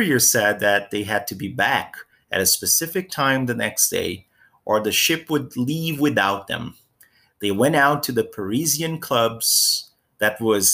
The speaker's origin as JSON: {"language": "English", "country": "Brazil", "tie": "born or raised there", "said": "my hometown in Brazil"}